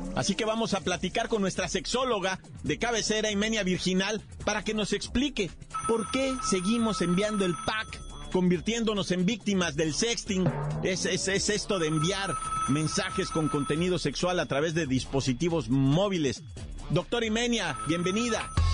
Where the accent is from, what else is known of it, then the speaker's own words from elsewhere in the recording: Mexico; Somos mexicanos.